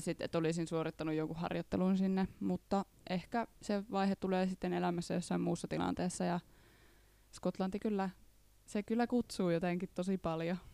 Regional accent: Reisjärvi, North Ostrobothnia, Finland; now in Jyväskylä, Finland; Mä oon alun perin Reisjärveltä ihan järkyttävän pienestä kylästä Pohjois-Pohjanmaan eteläisimmästä kunnasta.

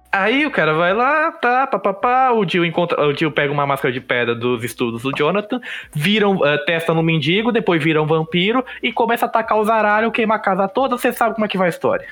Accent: Brazil; a gente é brasileiro

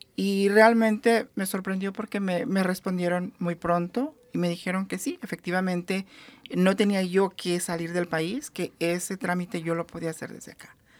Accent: Mexico; now in United States; en mi país de origen, que es México

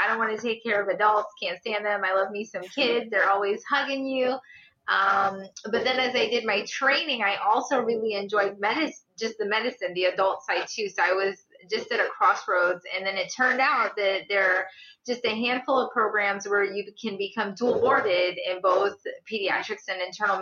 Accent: Guyana; now in St. Louis, United States; I was born in Guyana, South America to pastor parents

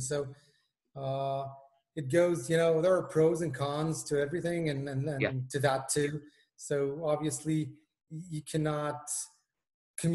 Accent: Israel; moved away as an adult; now in London, United Kingdom; Originally, I come from Israel, and I've just migrated to London.

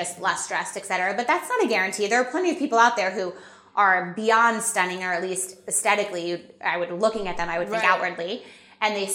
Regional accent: New York City, New York, United States; we're American and New Yorkers

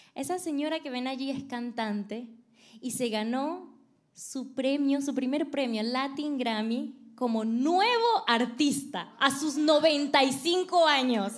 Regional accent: Venezuela; moved away as an adult; now in United States; yo soy venezolana, me vine acá a Estados Unidos hace aproximadamente siete años

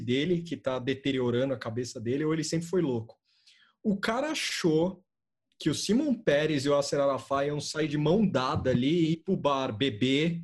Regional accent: Brazil; a gente é brasileiro

